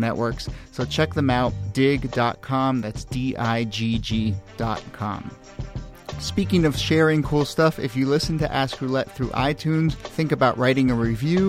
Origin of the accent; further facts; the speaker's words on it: Washington, District of Columbia, United States; now in New York City, United States; Washington, D.C., my hometown